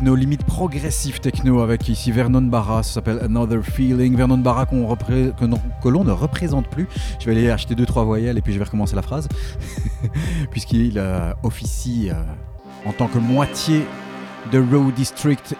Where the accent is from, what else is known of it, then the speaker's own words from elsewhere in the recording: Belgium; je suis belge